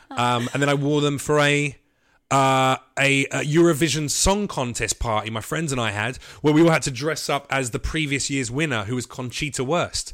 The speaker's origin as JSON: {"language": "English", "region": "London", "country": "United Kingdom", "said": "I am a Londoner"}